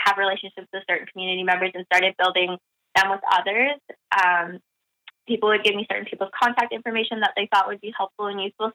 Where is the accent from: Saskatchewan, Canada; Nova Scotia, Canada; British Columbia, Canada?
Saskatchewan, Canada; Battleford; moved away as an adult; now in Montreal, Canada; I'm from Battleford, Saskatchewan, and I'm currently living now in Montreal